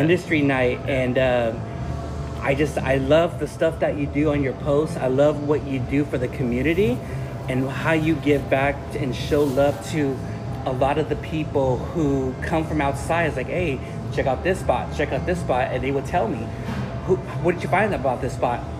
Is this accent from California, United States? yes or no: yes; Long Beach, California, United States; also born or lived in Wilmington, California; I was born in Long Beach Memorial Hospital. I used to live in the harbor area mm-hmm. in Wilmington